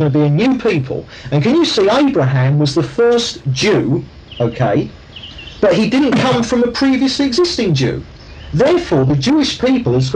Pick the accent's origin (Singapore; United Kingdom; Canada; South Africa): United Kingdom; I'm a Brit because my parents are Brits, and they're Brits because they were brought up in Britain